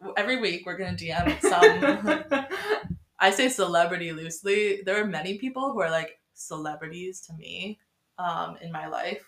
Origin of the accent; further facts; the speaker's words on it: New Paltz, New York, United States; I'm from New Paltz